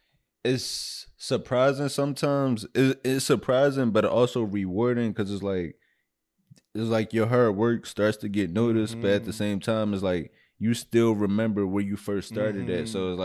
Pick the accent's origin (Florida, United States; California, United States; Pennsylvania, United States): Pennsylvania, United States; Philadelphia; But it also definitely does catch me off guard, because I'm still from Philly.